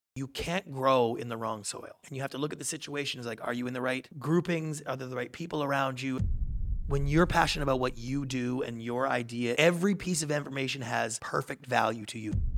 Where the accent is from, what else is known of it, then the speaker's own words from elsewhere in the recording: Canada; moved away; I grew up in Canada